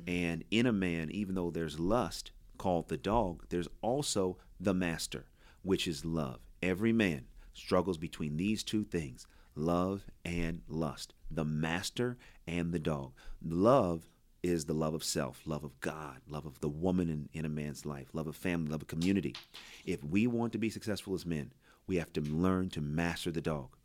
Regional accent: Oakland, California, United States; I grew up in Oakland.

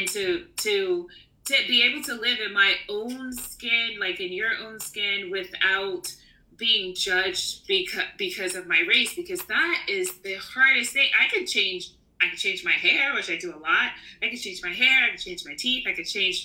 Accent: New York, United States; moved away as an adult; now in Barcelona, Spain; I'm a New Yorker

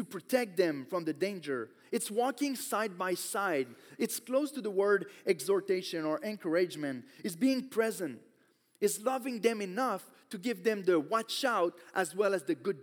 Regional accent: Quebec, Canada; I grew up in Quebec, so almost everyone is Catholic

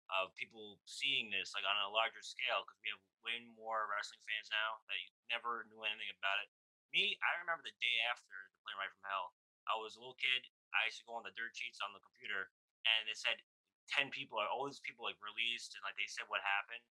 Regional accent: Yonkers, New York, United States; because I'm from Yonkers

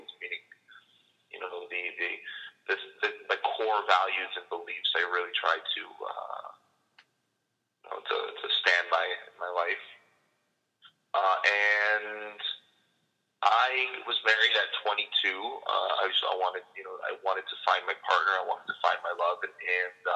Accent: Canada; moved away as an adult; now in Israel; I'm actually originally from Canada

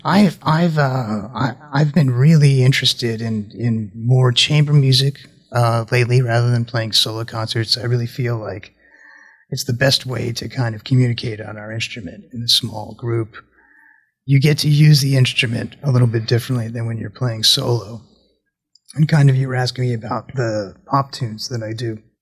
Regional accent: New Jersey, United States; I'm from New Jersey in a, in a, small suburb of New York

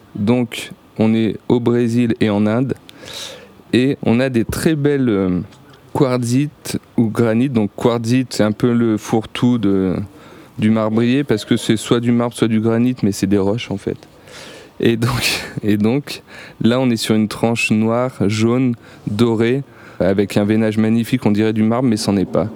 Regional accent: Grenoble, Auvergne-Rhône-Alpes, France; suis de Grenoble, j'ai la montagne autour de chez moi.

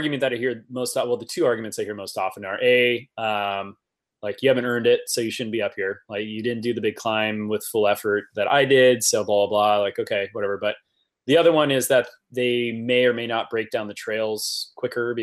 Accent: Napa, California, United States; my hometown of Napa

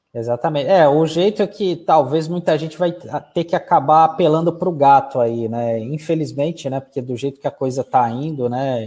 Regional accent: Santos, São Paulo, Brazil; nós que somos aqui de Santos

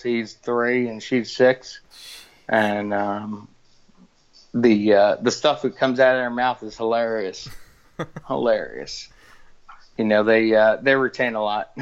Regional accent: West Islip, New York, United States; growing up out of the uh, streets of Long Island, uh, West Islip

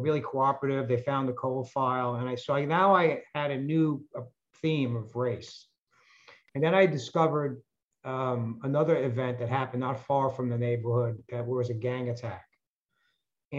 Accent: New York City, New York, United States; the neighborhood in which I grew up in the Bronx called Highbridge

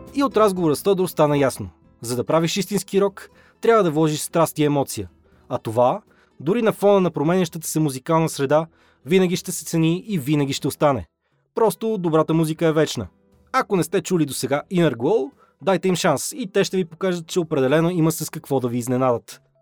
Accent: Pazardzhik, Pazardzhik Province, Bulgaria; аз съм от Пазарджик родом

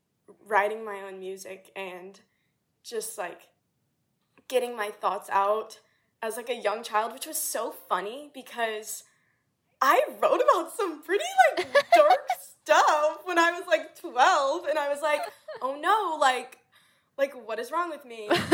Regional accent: South Louisiana, United States; moved away; I'm from, like, South Louisiana, which, like, jazz and everything like that, which was awesome, but I never had anyone, like, in my hometown that really pursued music

